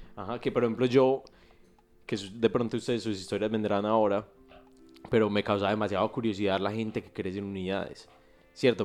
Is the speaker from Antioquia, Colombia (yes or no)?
yes; Envigado, Antioquia, Colombia; yo, yo crecí en, en Medellín, pero en Envigado, pues no en Medellín, al de Medellín, en Envigado, en una parte rural